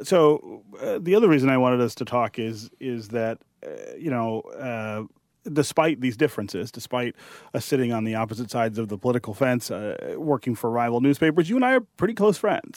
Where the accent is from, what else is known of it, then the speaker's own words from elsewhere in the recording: Detroit, Michigan, United States; I was born and raised here in Detroit